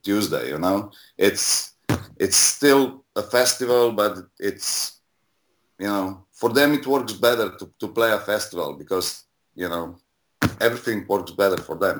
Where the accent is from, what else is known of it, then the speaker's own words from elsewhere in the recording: Slovenia; now in Ljubljana, Slovenia; my first show I, I did when I was 17 in 95. Um, and it was like a punk rock show in my hometown. And then in 97, I moved to Ljubljana